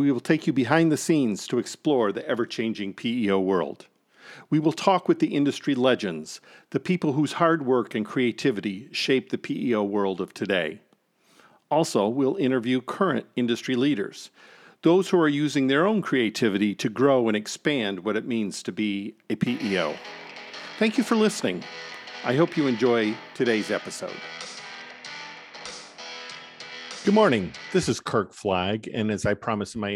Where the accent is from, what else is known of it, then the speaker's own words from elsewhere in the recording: Michigan, United States; Catholic Central from growing up in Michigan